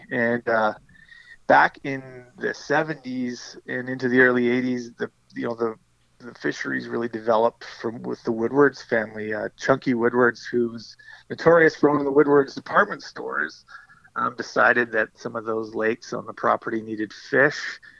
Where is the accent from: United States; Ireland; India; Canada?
Canada; Cloverdale, British Columbia; Well, I grew up in Cloverdale, BC.